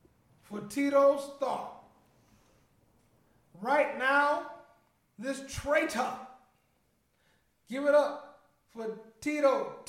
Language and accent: English; New Orleans, Louisiana, United States; I'm from the West Bank.